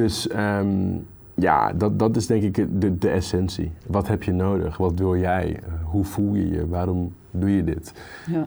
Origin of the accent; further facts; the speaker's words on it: Groningen, Netherlands; moved away as an adult; Ik ben opgegroeid in Groningen, niet in de stad, maar in de provincie.